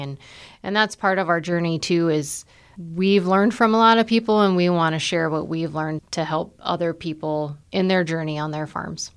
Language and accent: English; Nebraska, United States; moved away as an adult; now in South Dakota, United States; I grew up in Nebraska on a farm.